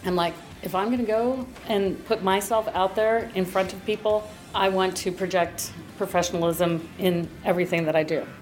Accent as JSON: {"language": "English", "region": "rural Arkansas", "country": "United States", "tie": "born or raised there", "also_born_or_lived": "Missouri / Michigan", "moved": "as an adult", "said": "I was raised in uh, rural Arkansas"}